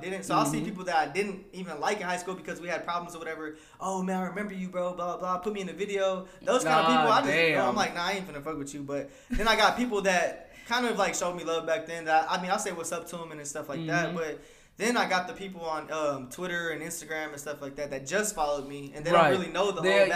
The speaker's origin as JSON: {"language": "English", "region": "Texas", "country": "United States", "said": "we are from Texas. Like, we're proud"}